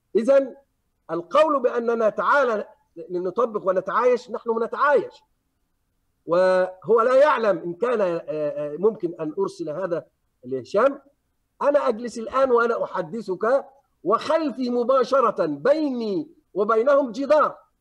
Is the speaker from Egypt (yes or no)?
yes; Egypt; عندنا في مصر